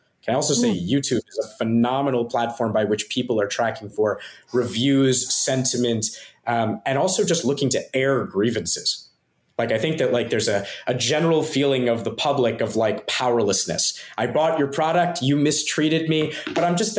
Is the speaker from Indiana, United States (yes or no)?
no; Philadelphia, Pennsylvania, United States; moved away as an adult; now in Singapore; I grew up in Philadelphia